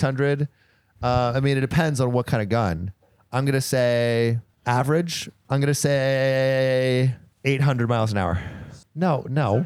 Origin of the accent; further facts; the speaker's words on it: California, United States; We are both from California